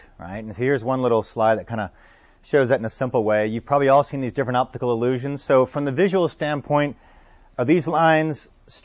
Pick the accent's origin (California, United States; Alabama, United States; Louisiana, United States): Louisiana, United States; New Orleans; New Orleans, my hometown